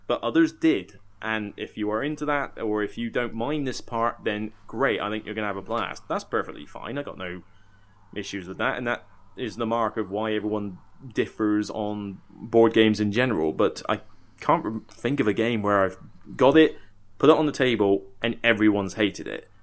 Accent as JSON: {"language": "English", "area": "Somerset", "region": "South West England", "country": "United Kingdom", "also_born_or_lived": "Southampton", "moved": "yes", "said": "I come from Somerset originally"}